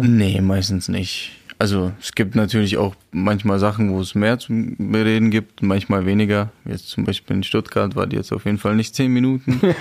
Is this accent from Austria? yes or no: no; Czechia; German is a second language; now in Germany; für mich als geborener Tscheche